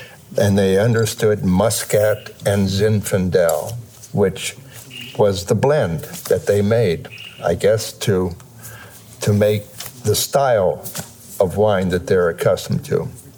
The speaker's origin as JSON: {"language": "English", "region": "Western Pennsylvania", "country": "United States", "tie": "born or raised there", "moved": "yes", "lives_now": "Oregon, United States", "said": "I was born in Pennsylvania in a coal mining town."}